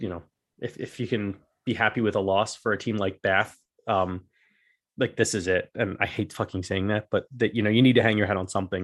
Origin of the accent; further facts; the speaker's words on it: Pennsylvania, United States; I grew, I grew up in Pennsylvania